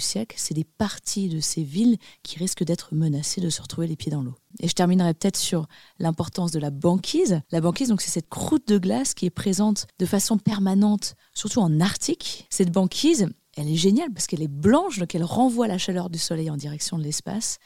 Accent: Annecy, Auvergne-Rhône-Alpes, France; J'ai grandi dans les Alpes. Je suis née à Annecy, en Haute-Savoie

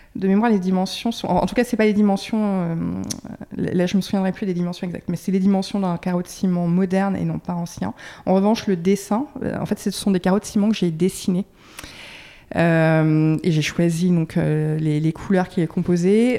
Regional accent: Dordogne, Nouvelle-Aquitaine, France; now in Bordeaux, France; je suis originaire de, de Dordogne

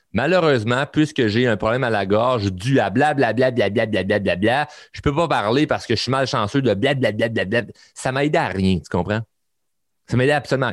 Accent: Quebec, Canada; chez nous au Québec

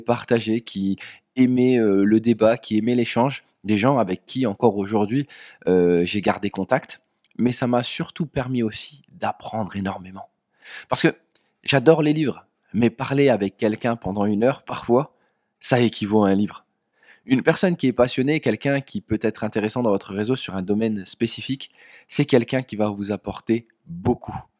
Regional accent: Dunkirk, Hauts-de-France, France; je viens de Dunkerque

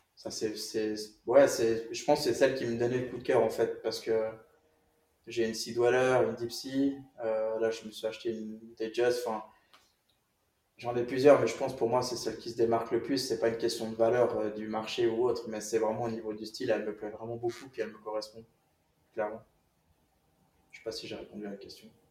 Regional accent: Switzerland; j'ai grandi en Suisse

